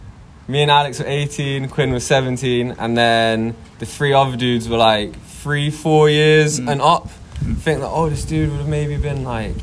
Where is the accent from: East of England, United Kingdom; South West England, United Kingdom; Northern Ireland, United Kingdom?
East of England, United Kingdom; Watford; also born or lived in Bushey / Harrow / Park Street; From, like, Watford, Hertfordshire. Yeah, grew up, small village next to it called Bushy, but... No one knows where that is, so I just say Watford